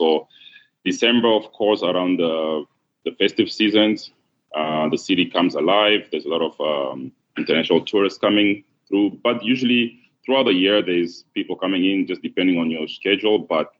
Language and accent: English; Johannesburg, Gauteng, South Africa; moved away; also born or lived in Congo; So I grew up in Johannesburg, South Africa. I'm from Congo, but my family migrated there in the mid-90s. From my country, Congo, to Johannesburg, and we settled there, my whole family. So it is actually my home. I consider it more home than Congo.